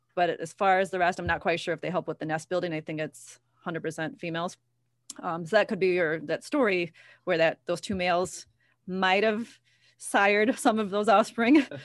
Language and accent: English; Ottawa, Illinois, United States; I'm from Ottawa.